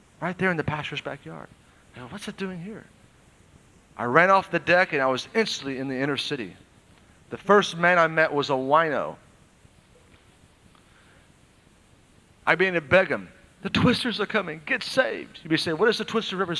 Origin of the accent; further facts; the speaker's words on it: Oklahoma, United States; I was raised in Oklahoma and there's many twisters